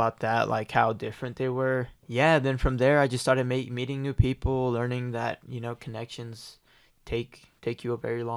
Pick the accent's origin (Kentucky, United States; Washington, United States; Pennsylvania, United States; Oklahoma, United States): Oklahoma, United States; Tulsa; I was born and raised in Tulsa, Oklahoma